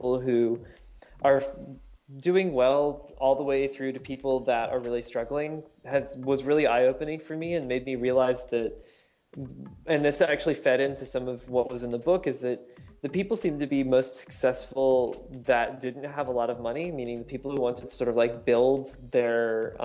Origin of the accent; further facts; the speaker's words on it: Northern Virginia, United States; moved away as an adult; also born or lived in Seattle; I grew up in Northern Virginia